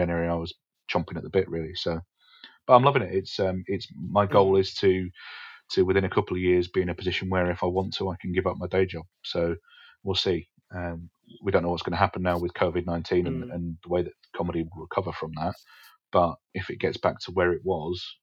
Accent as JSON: {"language": "English", "area": "Essex", "region": "East of England", "country": "United Kingdom", "tie": "born or raised there", "also_born_or_lived": "Alexandria, Scotland", "said": "I was born in Scotland, but raised in Essex."}